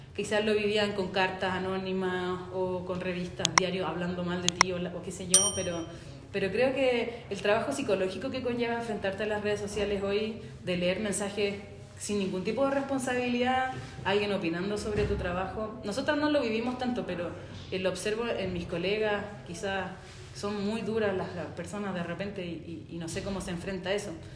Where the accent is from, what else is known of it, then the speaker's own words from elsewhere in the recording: San Bernardo, Santiago Metropolitan Region, Chile; nosotros somos de Santiago, pero somos de San Bernardo que es un pueblito que queda eh, al final ya de Santiago